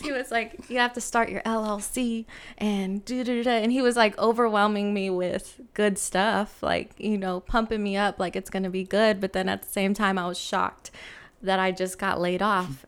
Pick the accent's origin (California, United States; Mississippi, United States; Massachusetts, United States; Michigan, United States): California, United States; San Francisco; I grew up in San Francisco